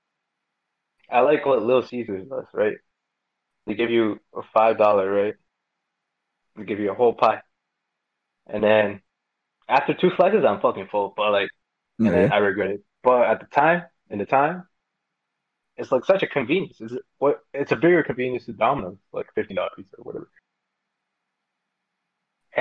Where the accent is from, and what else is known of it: Mexico; born or raised there; moved away